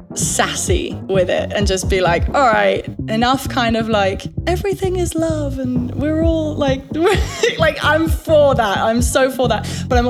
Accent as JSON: {"language": "English", "region": "England", "country": "United Kingdom", "said": "I have to say chances because I'm English"}